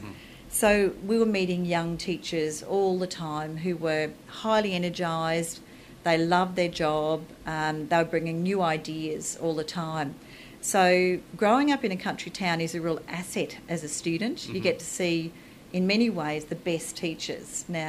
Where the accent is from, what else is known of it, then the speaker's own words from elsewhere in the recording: Charleville, Queensland, Australia; also born or lived in Chinchilla; So I was born in Chinchilla, which is southwest Queensland